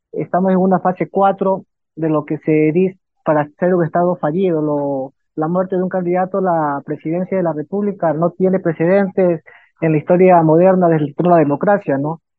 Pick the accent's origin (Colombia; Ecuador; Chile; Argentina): Ecuador; Esmeraldas; moved away; Yo soy de Esmeraldas, he trabajado para Naciones Unidas en zona de frontera, conozco bien las dinámicas de los indicadores socioeconómicos de la zona de frontera desde Sucumbíos, Tulcán y Esmeraldas.